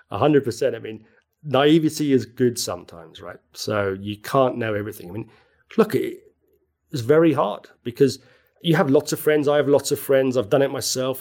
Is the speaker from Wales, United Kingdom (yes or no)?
no; Belfast, Northern Ireland, United Kingdom; now in London, United Kingdom; I come from Belfast.